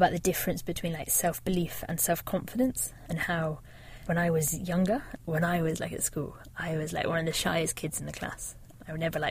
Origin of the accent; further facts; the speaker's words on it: Devon, South West England, United Kingdom; I grew up in Devon, right on the south coast